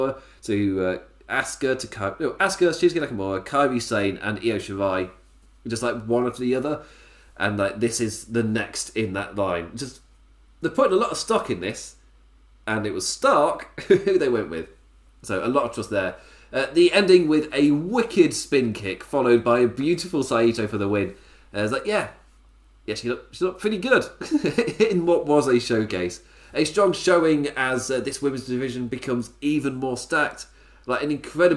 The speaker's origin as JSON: {"language": "English", "region": "England", "country": "United Kingdom", "said": "As an Englishman"}